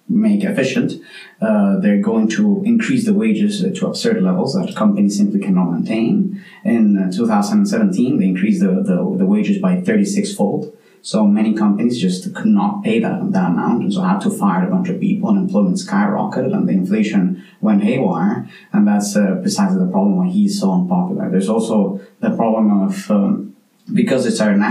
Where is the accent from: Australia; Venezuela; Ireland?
Venezuela; now in Mostar, Bosnia and Herzegovina; I come from Venezuela